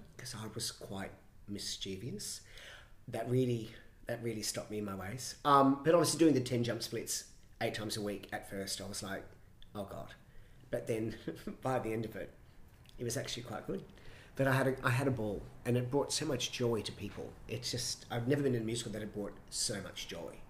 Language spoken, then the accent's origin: English; Brisbane, Queensland, Australia; moved away; also born or lived in London; growing up in Brisbane